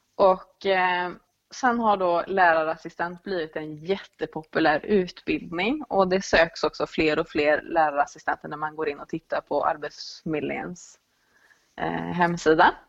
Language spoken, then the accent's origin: Swedish; Dalsland, Västra Götaland, Sweden; moved away as an adult; also born or lived in Gothenburg; jag är född och uppvuxen i Dalsland